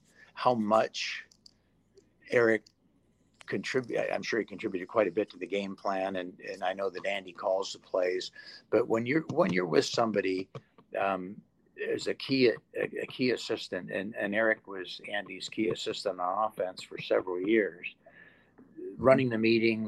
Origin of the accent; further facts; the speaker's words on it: England, United Kingdom; born there; now in United States; I was born in England, and so a lot of my family still lives there.